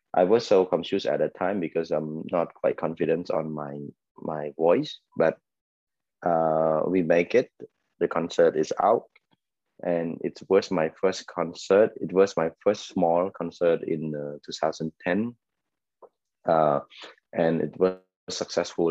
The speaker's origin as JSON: {"language": "English", "region": "Ratanakiri", "country": "Cambodia", "tie": "born or raised there", "also_born_or_lived": "Phnom Penh", "said": "I'm actually from Ratanakiri province. I grew up in, the farthest province in Cambodia"}